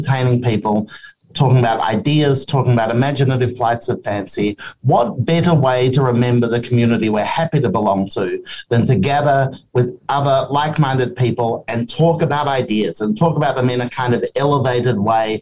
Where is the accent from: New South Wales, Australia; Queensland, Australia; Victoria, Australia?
Victoria, Australia; Melbourne; now in Sydney, Australia; I'm from Melbourne originally